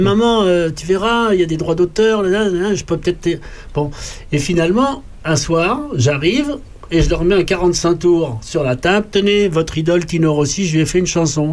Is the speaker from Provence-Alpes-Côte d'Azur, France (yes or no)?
no; Paris, Île-de-France, France; Moi, je suis né à Paris.